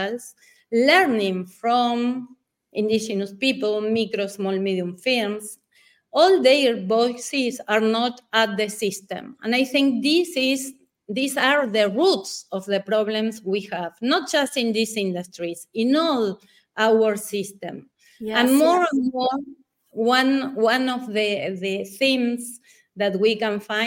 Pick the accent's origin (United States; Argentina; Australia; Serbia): Argentina; Patagonia; I was born in Patagonia, in the south of Argentina